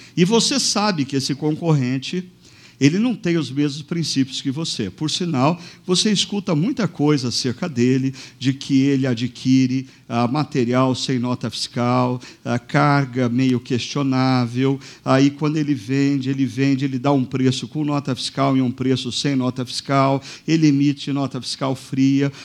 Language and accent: Portuguese; Brazil